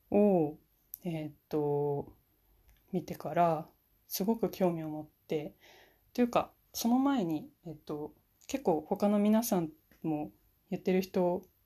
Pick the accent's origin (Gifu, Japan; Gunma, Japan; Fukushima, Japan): Fukushima, Japan; now in Niigata, Japan; 私は、今新潟の方に住んでるんですけれども出身は福島県です